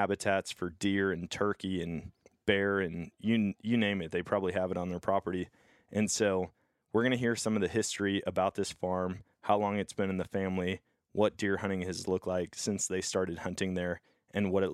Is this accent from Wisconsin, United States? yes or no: yes; Wisconsin, United States; moved away; I'm at deer camp up in my home state of Wisconsin